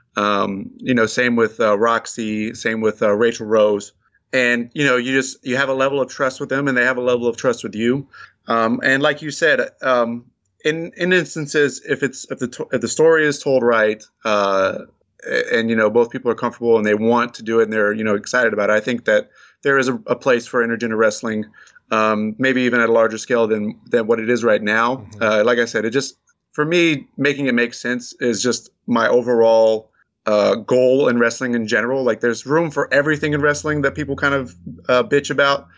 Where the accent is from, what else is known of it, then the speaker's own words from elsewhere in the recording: Abilene, Texas, United States; I grew up in West Texas, in Abilene, Texas